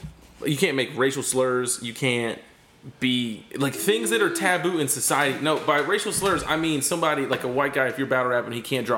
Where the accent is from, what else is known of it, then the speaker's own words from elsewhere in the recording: Fort Bend, Florida, United States; now in Tampa, United States; my hometown of Fort Bend, where I grew up